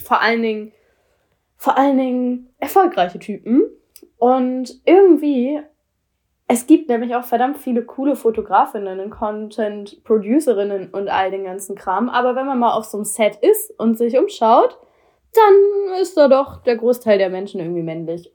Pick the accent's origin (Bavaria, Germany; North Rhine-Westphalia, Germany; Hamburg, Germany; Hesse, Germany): Hamburg, Germany; Ich komme aus Hamburg.